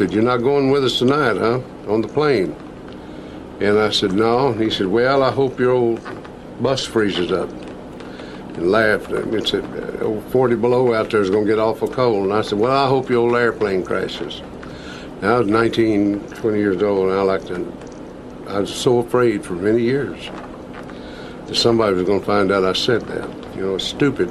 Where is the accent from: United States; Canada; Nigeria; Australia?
United States; Lubbock, Texas; back in Lubbock and back in my hometown